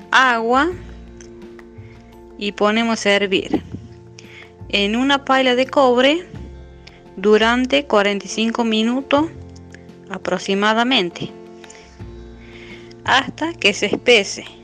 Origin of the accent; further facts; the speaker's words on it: Ancasti, Catamarca, Argentina; eh, soy de Ancasti